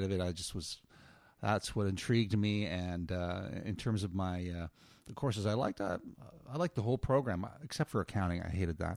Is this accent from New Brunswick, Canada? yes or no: yes; Moncton, New Brunswick, Canada; also born or lived in Nova Scotia; I was born in Nova Scotia and grew up mostly in Moncton, New Brunswick.